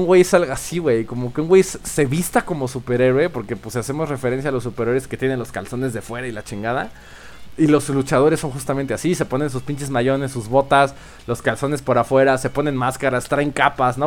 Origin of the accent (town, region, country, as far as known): Mexico